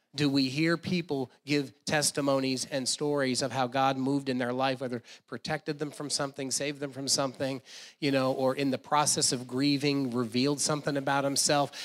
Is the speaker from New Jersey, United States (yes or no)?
yes; New Jersey, United States; I grew up in New Jersey